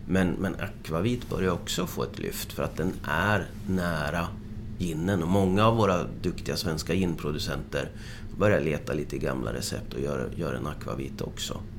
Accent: Motala, Östergötland, Sweden; moved away; also born or lived in Frederikshavn, Denmark; jag kommer från Motala ursprungligen

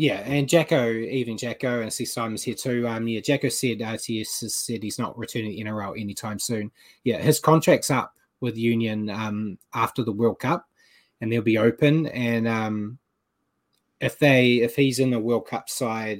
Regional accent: New Zealand; moved away; as a New Zealander here

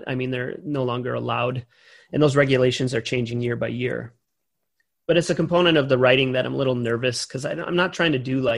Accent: Wisconsin, United States; my hometown

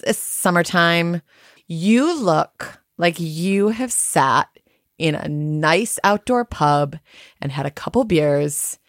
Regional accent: United States; moved away; I'm north of the Mason Dixon line

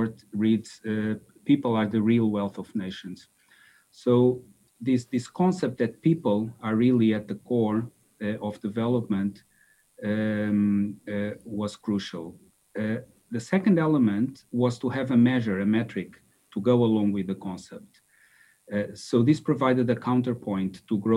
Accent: Lisbon, Portugal; moved away as an adult; also born or lived in Austin, Texas, United States; I grew up in Lisbon

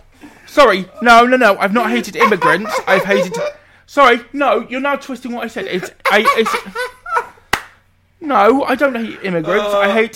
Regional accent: United Kingdom; we are from the bowels of Blighty.

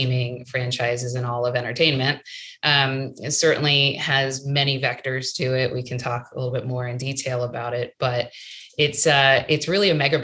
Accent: Maryland, United States; moved away; I grew up in Maryland, right outside of Washington, D.C.

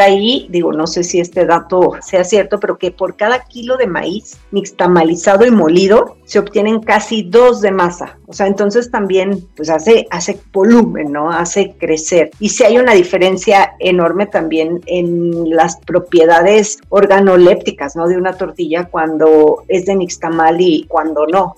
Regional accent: Mexico; mi país, México

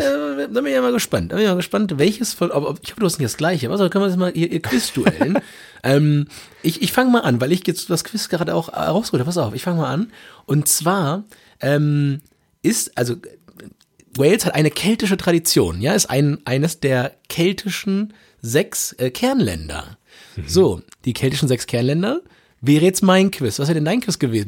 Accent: Germany; wir als Deutsche

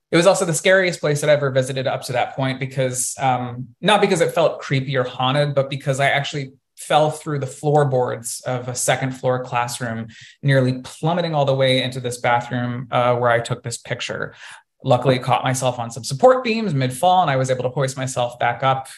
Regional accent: Colorado, United States; growing up in Colorado, we had a water park in my hometown

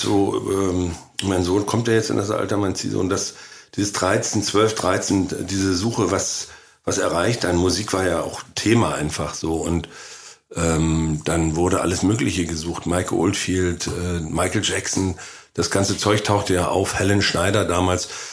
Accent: former GDR, Mecklenburg-Vorpommern, Germany; moved away; direkt aus meinem Heimatort

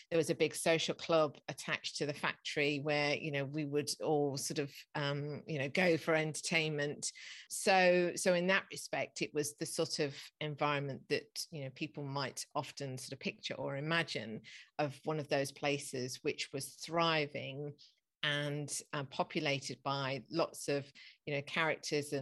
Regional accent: Beeston, East Midlands, United Kingdom; moved away as an adult; now in London, United Kingdom; I was born and brought up in Beeston, just outside of Nottingham

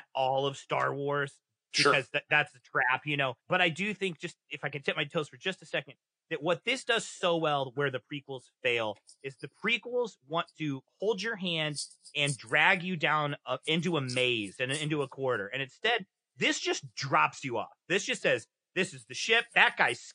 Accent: Kansas City, Missouri, United States; I'm from Kansas City

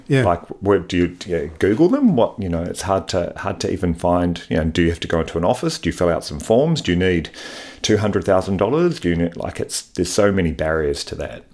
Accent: Wellington, New Zealand; moved away as an adult; also born or lived in Sydney, Australia; born and raised in Wellington, went to university there

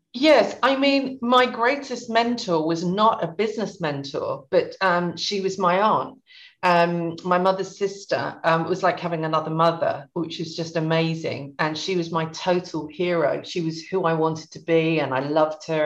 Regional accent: Suffolk, East of England, United Kingdom; I came from Suffolk, I came from a little village, and most people didn't travel outside of the county

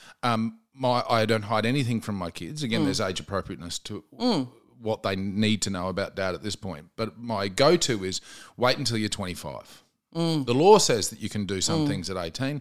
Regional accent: Queensland, Australia; moved away as an adult; now in Melbourne, Australia; I moved from Queensland to Melbourne.

